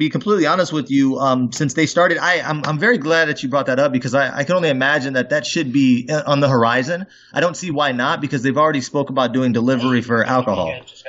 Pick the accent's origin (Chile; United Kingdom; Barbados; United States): United States; Fairbanks, Alaska; I'm actually from Fairbanks. I wasn't born there, but I came up there when I was about 12 years old. I graduated out of high school there.